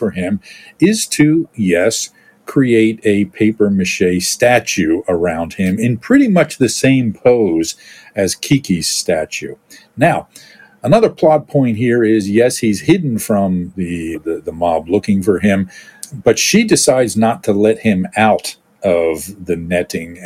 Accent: Philadelphia, Pennsylvania, United States; I grew up in Philadelphia, lived in Philadelphia at the time

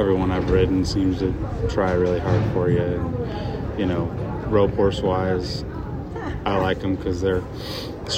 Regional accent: California, United States; We're both from California.

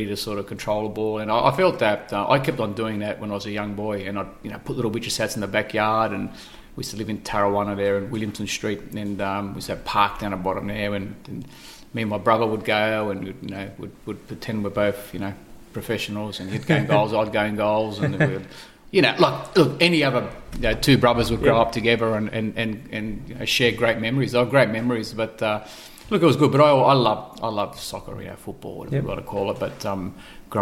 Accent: Wollongong, New South Wales, Australia; I have been a Northern Wollongong boy all my life. Started born in Buller Hospital

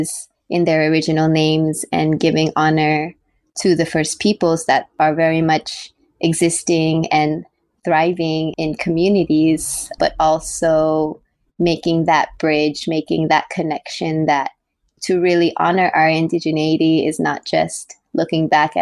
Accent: Carson, California, United States; now in Bay Area, United States; I was born in California in Tongva territory. I grew up in Carson, California

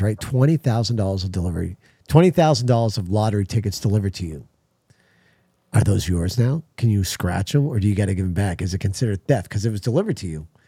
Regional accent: New England, United States; now in California, United States; I'm from New England.

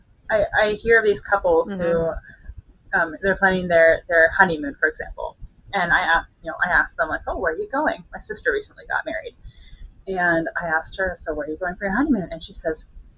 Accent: Canada; moved away as an adult; now in Kansas City, United States; I'm not from here. I'm Canadian, and I moved here when I was 10 weeks pregnant

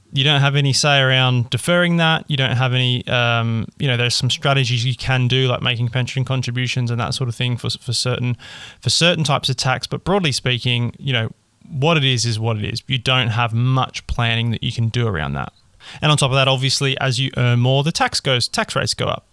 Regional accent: Australia; I'm an Australian

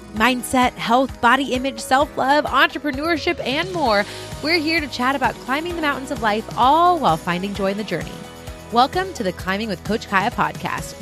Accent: California, United States; first language English; my hometown in California

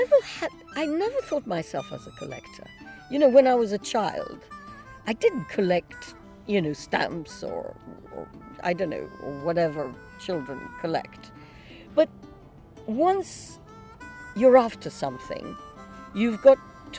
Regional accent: Iran; also born or lived in Lebanon; now in London, United Kingdom; I grew up in Iran, in Persia

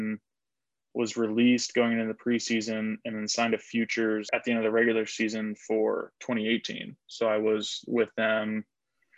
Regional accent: Indianapolis, Indiana, United States; I'm from Indy

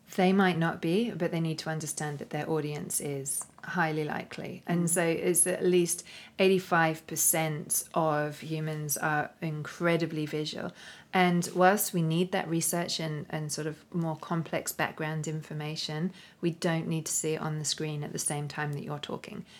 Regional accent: London, United Kingdom; moved away as an adult; now in Australia; here in London, which was originally my hometown, uh, my original stomping ground before I moved to Australia.

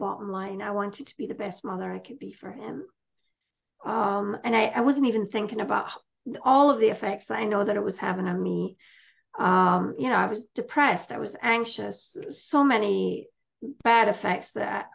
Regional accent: Scotland, United Kingdom; moved away as an adult; I'm from Scotland originally. I came here when I was 35.

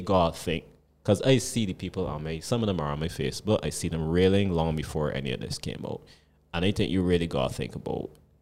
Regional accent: Barbados; I ain't been like a young person growing up in Barbadian society for a while now

